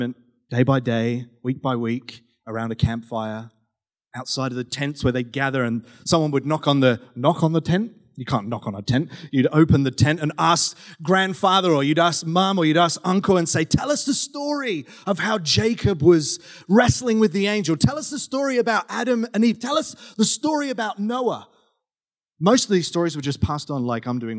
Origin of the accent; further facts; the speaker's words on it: South West England, United Kingdom; now in Australia; I grew up in the UK, grew up in southwest England